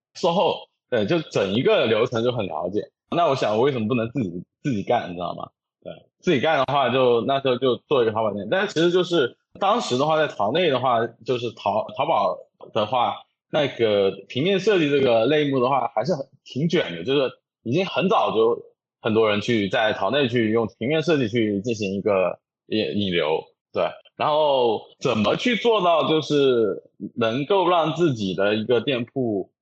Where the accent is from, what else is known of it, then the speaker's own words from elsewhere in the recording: Jiangxi, China; 我是江西人